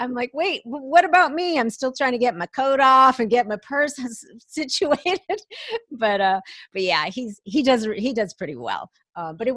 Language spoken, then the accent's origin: English; Minneapolis–Saint Paul, Minnesota, United States; moved away as an adult; also born or lived in Atlanta, Georgia; I was born and raised in the Twin Cities in Minnesota